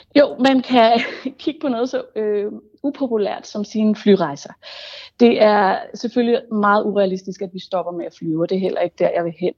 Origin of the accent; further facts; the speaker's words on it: Denmark; som dansker